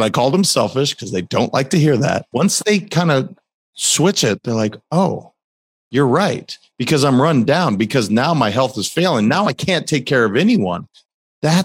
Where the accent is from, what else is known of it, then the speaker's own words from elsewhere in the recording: Montana, United States; I grew up in Montana